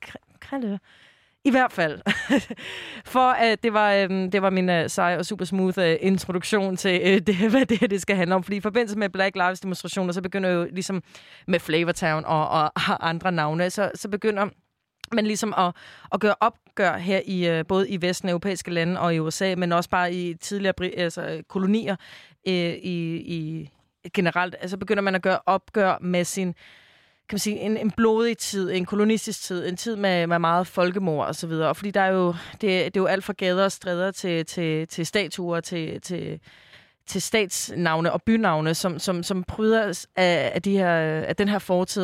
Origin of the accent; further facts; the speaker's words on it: Copenhagen, Capital Region of Denmark, Denmark; jeg er jo fra Islands Brygge i København